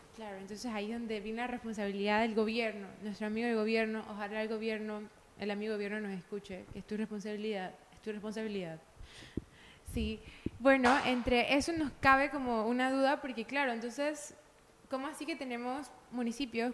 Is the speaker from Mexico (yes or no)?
no; Panama; todos los panameños somos versátiles